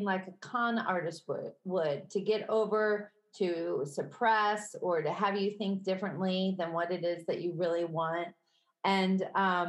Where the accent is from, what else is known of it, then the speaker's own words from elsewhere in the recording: Midwest, United States; accent: Midwestern; My Midwestern accent